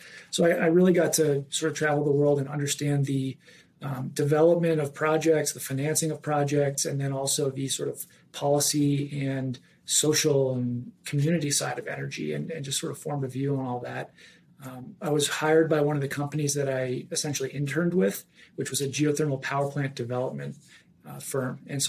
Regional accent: Denver, Colorado, United States; So I grew up in Denver, like Chase mentioned. We grew up, went to high school together here.

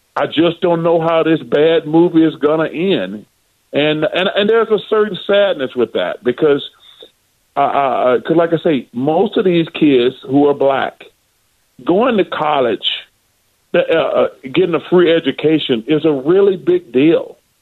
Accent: Alabama, United States; growing up in Alabama and being an Auburn grad

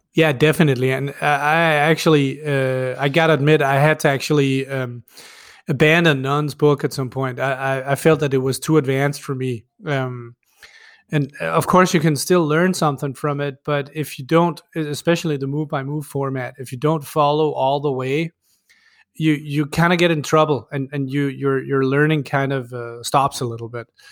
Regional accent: Denmark; first language Danish; English is a second language; Danish is my native language

